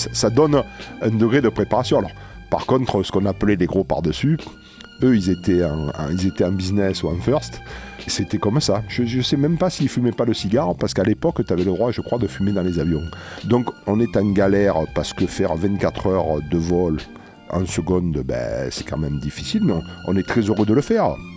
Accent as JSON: {"language": "French", "town": "La Valette-du-Var", "region": "Provence-Alpes-Côte d'Azur", "country": "France", "said": "Je suis de Toulon. Pour être plus précis, je suis de La Valette"}